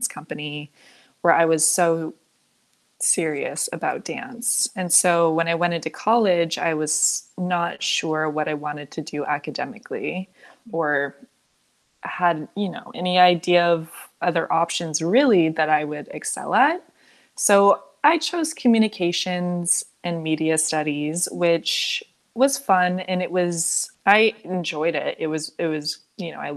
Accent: Half Moon Bay, California, United States; moved away as an adult; also born or lived in Los Angeles, California; now in Pacific Grove, United States; I grew up in Half Moon Bay

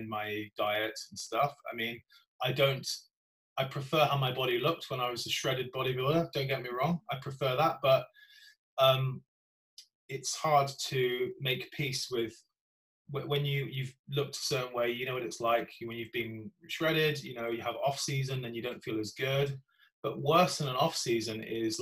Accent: Gloucester, South West England, United Kingdom; my hometown of Gloucester

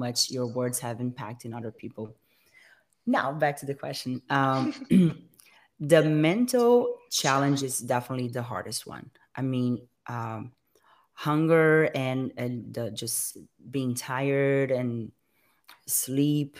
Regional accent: Brazil; moved away as an adult; now in United States; She is actually from my hometown

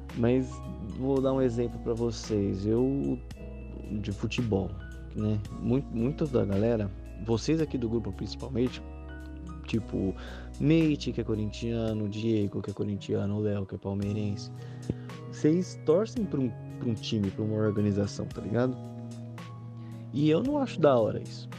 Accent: Osasco, São Paulo, Brazil; eu sou de Osasco

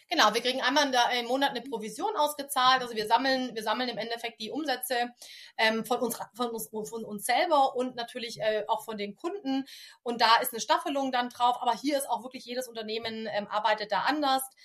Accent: Stuttgart, Baden-Württemberg, Germany; Ich komme aus dem Großraum Stuttgart.

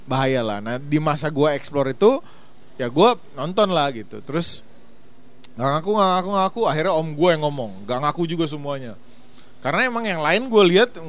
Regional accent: Ternate, North Maluku, Indonesia; orang Timur. Gue temen masih jarang, gue suka dibully gara-gara hmm. logat gue.

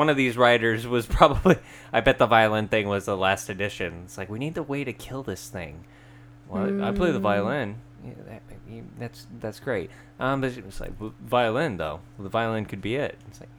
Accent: Pacific Northwest, United States; We're from the Pacific Northwest.

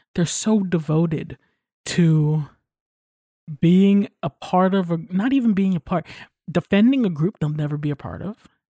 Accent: New York, United States; I'm from New York

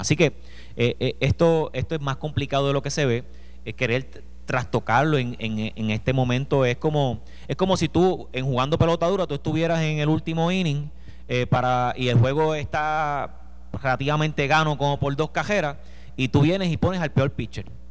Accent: Villalba, Puerto Rico

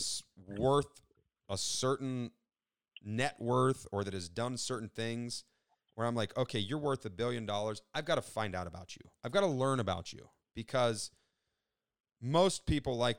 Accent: Youngstown, Ohio, United States; I'm from Northeast Ohio, Youngstown

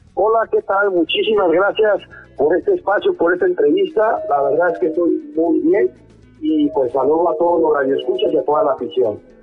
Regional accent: Durango, Mexico; moved away as an adult; now in Aguascalientes, Mexico; Soy de la ciudad de Durango, soy de la ciudad de Durango, nacido ahí

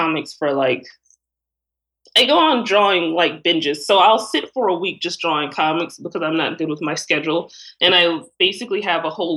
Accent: the South, United States; I'm from the South

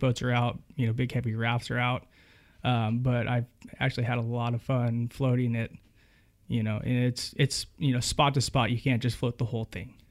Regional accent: Winters, California, United States; I grew up in a little town called Winters, California

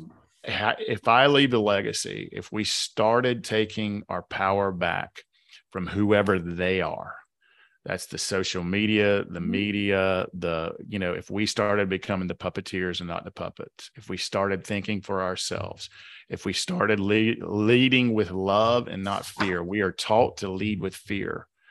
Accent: the South, United States; accent: Southern; my Southern accent

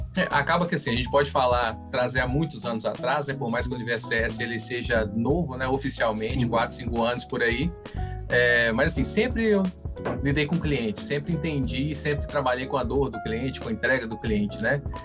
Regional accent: Minas Gerais, Brazil; Como bom mineiro

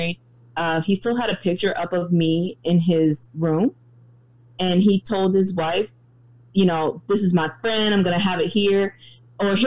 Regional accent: the South, United States; I'm a Southern woman

